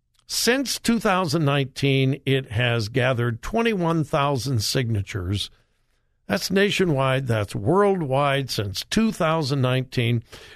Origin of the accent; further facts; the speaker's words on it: California, United States; I grew up in Southern California.